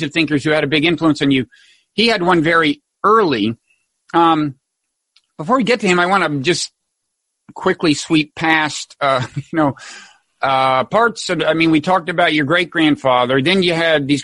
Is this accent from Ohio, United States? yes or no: no; Texas, United States; I was brought up Southern Baptist in Texas, not that far from you. Mainly in Texas